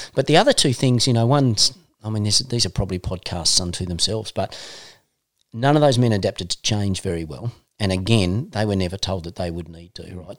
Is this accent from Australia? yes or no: yes; Northern Tasmania, Australia; We're both from Northern Tassie